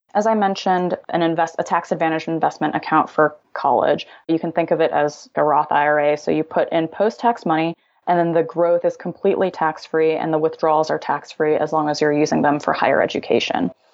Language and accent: English; Illinois, United States; now in California, United States; I'm originally from Illinois